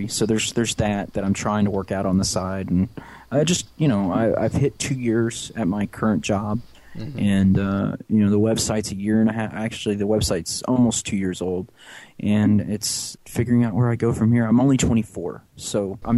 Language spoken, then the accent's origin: English; St. Louis, Missouri, United States; I was born in St. Louis, Missouri.